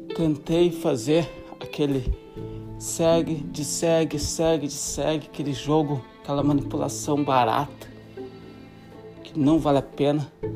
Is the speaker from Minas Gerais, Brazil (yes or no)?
no; Santa Catarina, Brazil; moved away as an adult; Sou de Santa Catarina, Brasil, e tô há dois, dois meses, dois, dois, três meses de completar sete anos fora do Brasil.